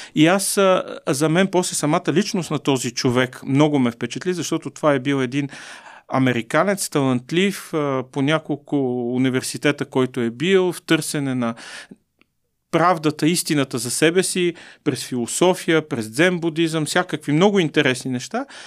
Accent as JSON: {"language": "Bulgarian", "country": "Bulgaria", "said": "сме българи"}